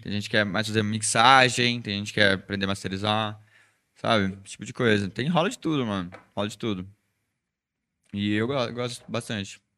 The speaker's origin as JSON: {"language": "Portuguese", "town": "Espírito Santo do Pinhal", "region": "São Paulo", "country": "Brazil", "tie": "born or raised there", "said": "E eu nasci lá, é, chama Espírito Santo do Pinhal, fica dividido com Minas."}